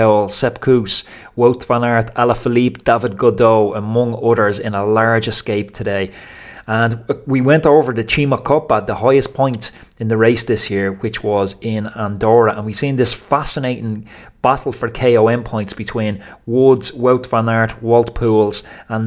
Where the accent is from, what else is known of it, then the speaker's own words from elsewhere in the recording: Ireland; As an Irish person